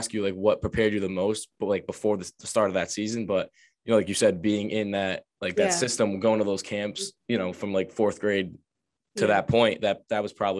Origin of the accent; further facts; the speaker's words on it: Johnston, United States; But like I said earlier, growing up in Johnston, like myself, being so close to the town.